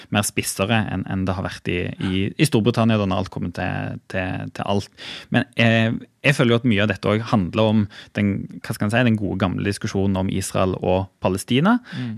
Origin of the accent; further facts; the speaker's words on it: Stavanger, Rogaland, Norway; hjemme i Stavanger